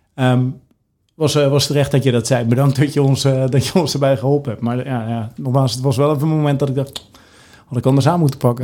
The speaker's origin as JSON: {"language": "Dutch", "country": "Netherlands"}